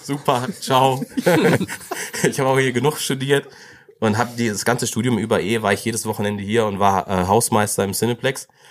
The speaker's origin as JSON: {"language": "German", "town": "Greven", "region": "North Rhine-Westphalia", "country": "Germany", "tie": "born or raised there", "said": "ich bin da schon in Greven geboren. Ähm, ich bin der Letztgeborene von vier Kindern, also ähm, dann äh, in Greven so, bin auch so aufgewachsen"}